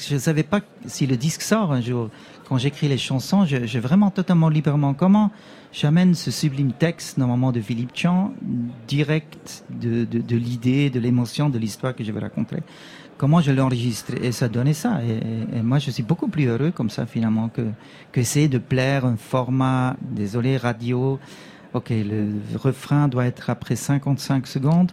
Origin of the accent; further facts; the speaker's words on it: Switzerland; je suis suisse